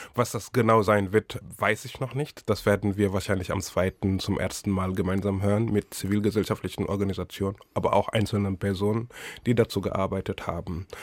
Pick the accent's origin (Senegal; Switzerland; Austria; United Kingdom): Senegal; German is a second language; moved away as an adult; now in Berlin, Germany; Geboren bin ich im Senegal und aufgewachsen. Ich habe in Senegal gelebt bis 2002.